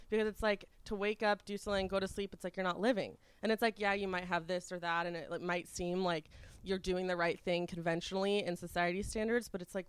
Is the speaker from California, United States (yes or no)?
yes; Westlake Village, California, United States; I'm from Westlake Village, California. It's like okay. Right next to Calabasas, so born and raised Valley.